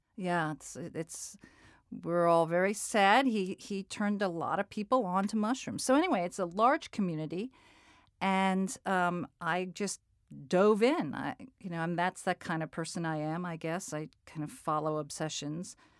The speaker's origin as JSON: {"language": "English", "region": "New England", "country": "United States", "tie": "born or raised there", "also_born_or_lived": "Colorado", "said": "Growing up in, in New England"}